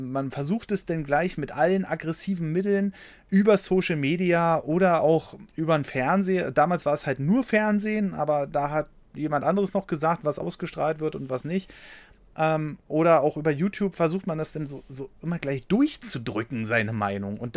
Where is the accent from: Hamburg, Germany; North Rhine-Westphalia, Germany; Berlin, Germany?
Berlin, Germany; Erstmal bin ich in Berlin aufgewachsen. Wenn hier was rumgefahren ist, ist was ein Trabi.